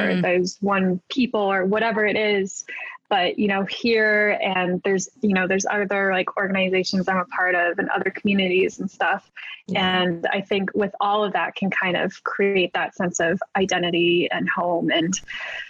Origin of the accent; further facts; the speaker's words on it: Berkeley, California, United States; moved away as an adult; also born or lived in Irvine, California; now in New York, United States; I grew up in Berkeley